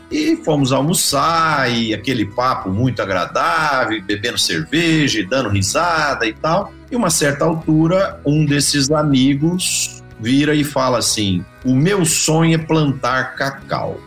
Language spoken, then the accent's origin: Portuguese; Ituverava, São Paulo, Brazil; now in Uberlândia, Brazil; eu sou nascido em Ituverava, no interior de São Paulo, né, na região ali de Ribeirão Preto